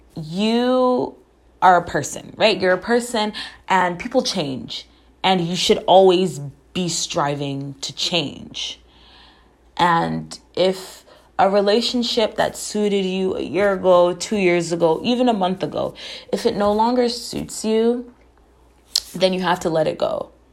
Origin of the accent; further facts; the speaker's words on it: Jamaica; I am Jamaican.